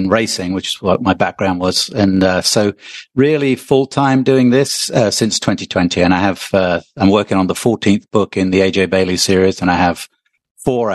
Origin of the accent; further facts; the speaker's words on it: England, United Kingdom; moved away; I'm originally from England